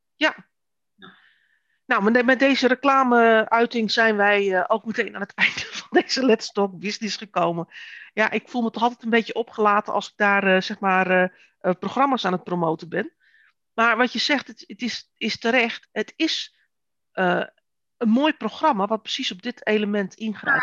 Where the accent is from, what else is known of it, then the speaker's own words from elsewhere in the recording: Netherlands; wij als Nederlanders